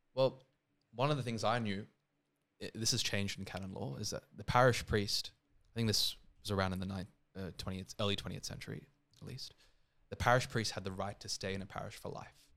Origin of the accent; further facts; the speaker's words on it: Sydney, New South Wales, Australia; also born or lived in India; I'm also Indian, I'm born there, but obviously I've grown up here